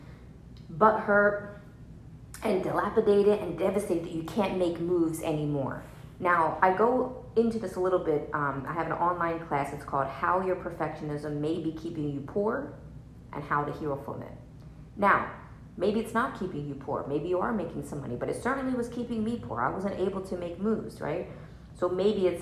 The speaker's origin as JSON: {"language": "English", "region": "New Jersey", "country": "United States", "tie": "born or raised there", "said": "I'm from New Jersey, so it's like, you know, basically Italy. And like, so there's like, you know, mob stuff was there when I was growing up"}